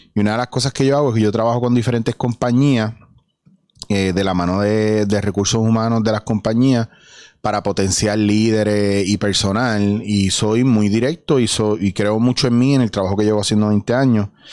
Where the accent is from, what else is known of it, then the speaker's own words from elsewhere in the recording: Puerto Rico; soy puertorriqueño